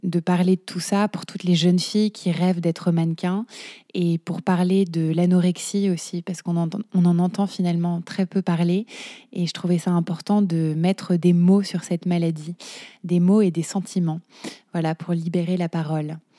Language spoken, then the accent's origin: French; Paris, Île-de-France, France; je suis parisienne.